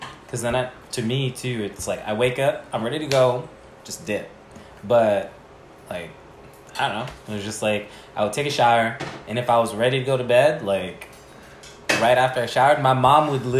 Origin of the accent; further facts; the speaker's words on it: Philippines; now in Seattle, United States; growing up in the Philippines